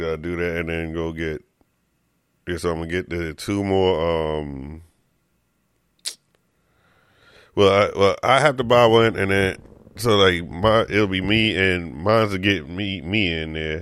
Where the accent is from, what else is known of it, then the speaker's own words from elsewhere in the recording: New York, United States; I'm a dude from New York